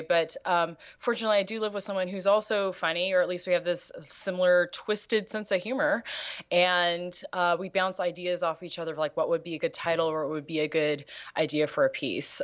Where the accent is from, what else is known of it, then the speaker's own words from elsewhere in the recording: Los Angeles, California, United States; being from L